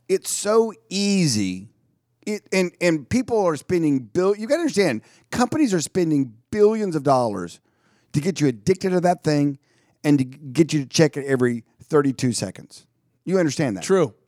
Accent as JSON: {"language": "English", "town": "Dallas", "region": "Texas", "country": "United States", "tie": "born or raised there", "said": "I was born in Dallas"}